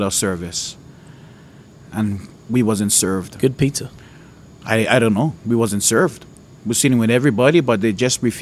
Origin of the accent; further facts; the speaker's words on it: Hawaii, United States; when you're born and raised in Hawaii, there's this hatred you you kind of almost inherit